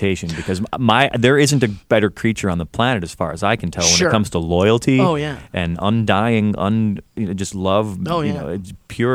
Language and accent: English; Chicago, Illinois, United States; I'm from Chicago